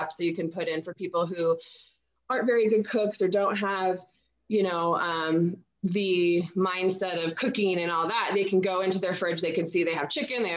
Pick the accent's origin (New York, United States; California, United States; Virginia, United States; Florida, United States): California, United States; San Diego; growing up in San Diego